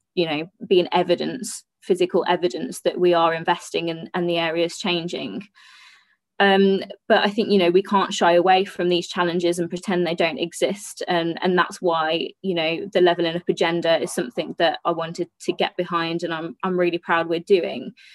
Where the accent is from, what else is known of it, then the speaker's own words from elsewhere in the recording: Black Country, West Midlands, United Kingdom; I'm not from the north, I'm from the Midlands